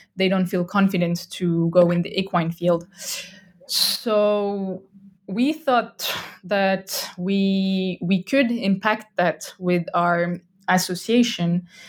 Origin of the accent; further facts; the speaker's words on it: France; English is a second language; moved away as an adult; now in Estonia; I'm originally from France. I'm not Estonian.